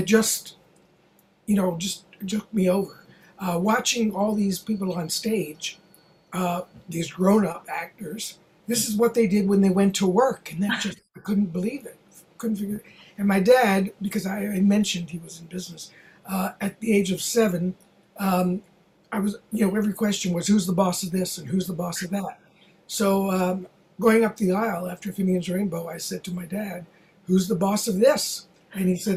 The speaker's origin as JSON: {"language": "English", "town": "Baltimore", "region": "Maryland", "country": "United States", "tie": "born or raised there", "also_born_or_lived": "Los Angeles", "moved": "yes", "lives_now": "New York, United States", "said": "That was my hometown"}